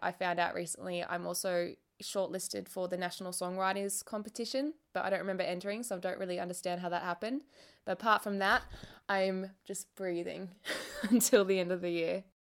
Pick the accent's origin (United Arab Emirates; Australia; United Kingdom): Australia; we're Australian